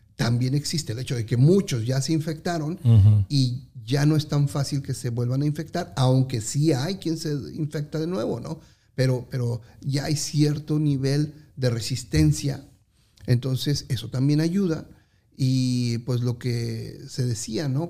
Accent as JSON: {"language": "Spanish", "country": "Mexico", "moved": "as an adult", "said": "los que somos mexicanos"}